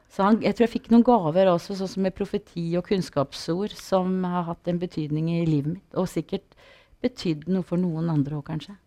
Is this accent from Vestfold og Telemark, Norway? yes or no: yes; Porsgrunn, Vestfold og Telemark, Norway; jeg vokste opp på bedehuset i Porsgrunn i kristen sammenheng